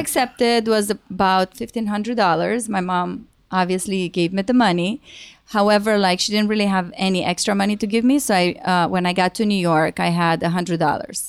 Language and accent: English; Rădăuți, Suceava County, Romania; moved away as an adult; now in United States; I'm originally from Romania. Um, I moved to America when I was twenty-one